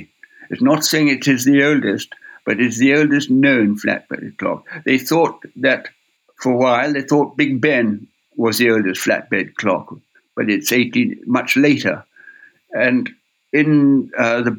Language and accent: English; Ireland; moved away; I come from Ireland, it's my homeland, and I went back to Ireland in 1980